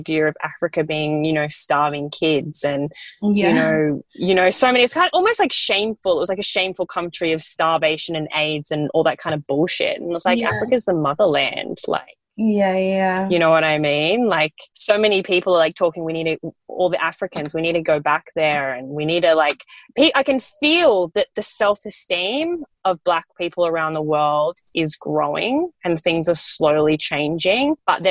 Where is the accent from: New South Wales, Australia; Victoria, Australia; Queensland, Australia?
New South Wales, Australia; Bellingen; accent: Australian; also born or lived in New Zealand; where I grew up in Bellingen